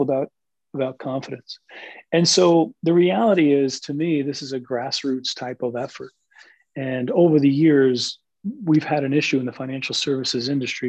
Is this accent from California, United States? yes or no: no; Jersey City, New Jersey, United States; I'm a city kid. I'm from Jersey City, which is one of the most diverse large cities in America. It is literally equal parts, 25%, if you will, Asian American, Asian, Hispanic, African American, and Caucasian, almost 25% each. And so I grew up around diversity